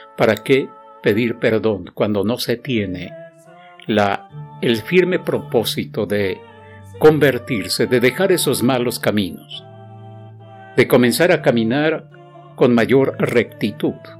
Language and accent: Spanish; Mexico; como decimos los mexicanos